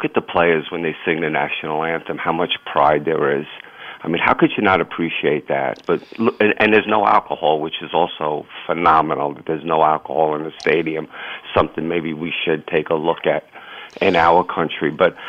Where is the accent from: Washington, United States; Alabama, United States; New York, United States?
New York, United States; New York City; growing up in Ridgewood, man, everyone played soccer.